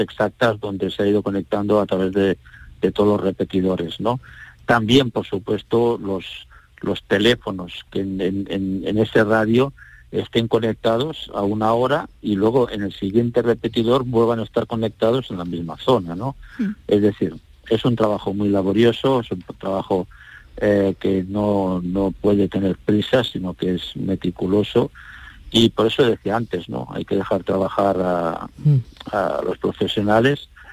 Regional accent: Andalusia, Spain; como andaluces, sentimos orgullosos

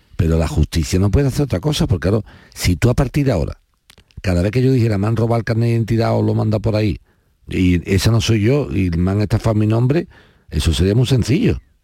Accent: Spain; yo como español

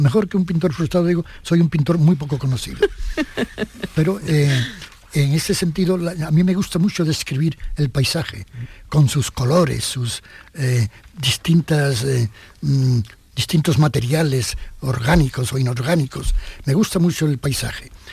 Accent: Jerez de la Frontera, Andalusia, Spain; born or raised there; moved away; also born or lived in Madrid

